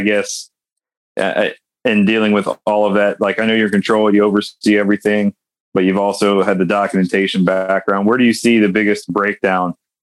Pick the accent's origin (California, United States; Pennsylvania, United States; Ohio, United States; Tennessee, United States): Ohio, United States; Coshocton; I'm from like 2.5 hours north of there in a small town called Coshocton